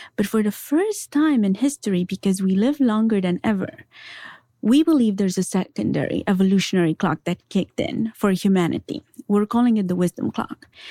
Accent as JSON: {"language": "English", "region": "Transylvania", "country": "Romania", "tie": "born or raised there", "said": "I was raised in Transylvania by my grandparents."}